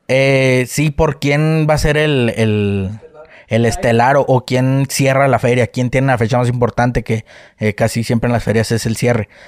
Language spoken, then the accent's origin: Spanish; Delicias, Chihuahua, Mexico; soy de, Chihuahua, de Delicias. Este, radicamos por allá